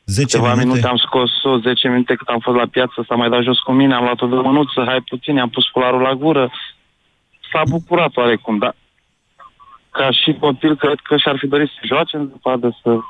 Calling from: Călărași, Călărași County, Romania; Eu sunt din Călăraș.

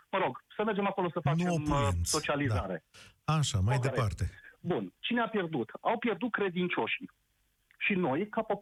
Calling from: Timișoara, Timiș County, Romania; sunt ales să sunt din Timișoara.

